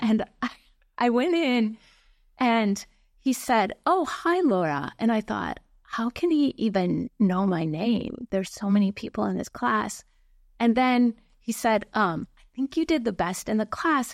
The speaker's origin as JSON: {"language": "English", "town": "Lake Mills", "region": "Wisconsin", "country": "United States", "tie": "born or raised there", "moved": "yes", "said": "I grew up in a very small town in Wisconsin"}